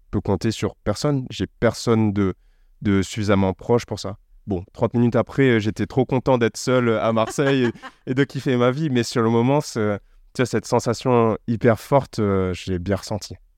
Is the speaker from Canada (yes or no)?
no; Réunion; now in Paris, France; je suis né sur une île près de l'Afrique. Je suis français, européen